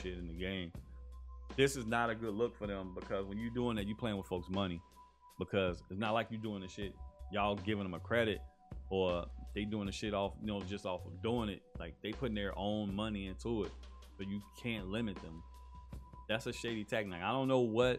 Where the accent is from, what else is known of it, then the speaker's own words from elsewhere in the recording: Chicago, Illinois, United States; I'm from Chicago